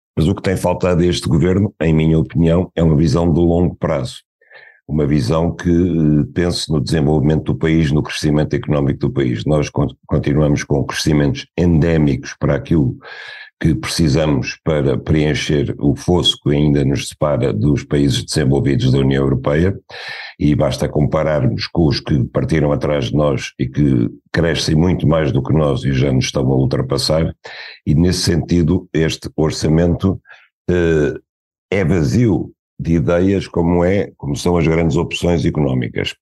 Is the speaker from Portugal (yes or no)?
yes; Portugal; como português